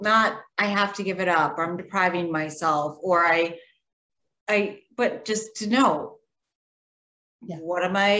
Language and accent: English; Minnesota, United States; I grew up in Minnesota